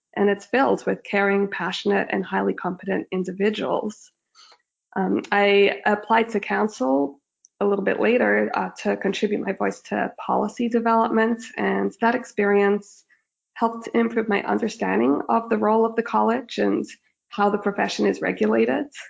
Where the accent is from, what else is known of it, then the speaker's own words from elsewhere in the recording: Australia; moved away as an adult; also born or lived in Sydney, Australia; now in Toronto, Canada; I grew up in Australia